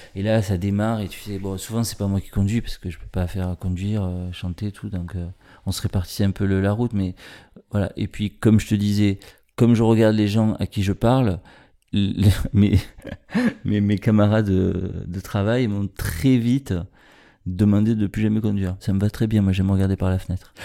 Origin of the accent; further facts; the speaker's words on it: Marseille, Provence-Alpes-Côte d'Azur, France; Je suis né à Marseille, dans les quartiers nord, dans les années 70